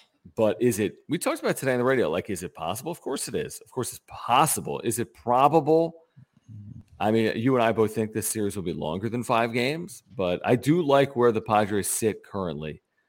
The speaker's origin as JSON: {"language": "English", "town": "Philadelphia", "region": "Pennsylvania", "country": "United States", "tie": "born there", "said": "I was born in Philadelphia. That is an accurate statement."}